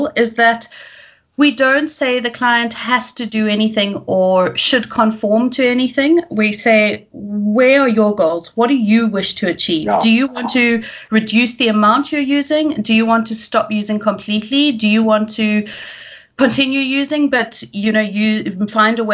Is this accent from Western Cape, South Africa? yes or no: yes; Cape Town, Western Cape, South Africa; also born or lived in Scotland; I am South African, born and bred in Cape Town